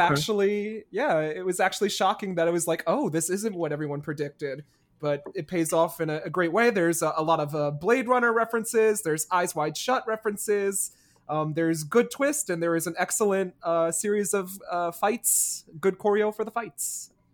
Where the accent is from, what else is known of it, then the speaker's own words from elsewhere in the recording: New Jersey, United States; I'm from New Jersey, and when it, I come from a state that's probably just as hated as Florida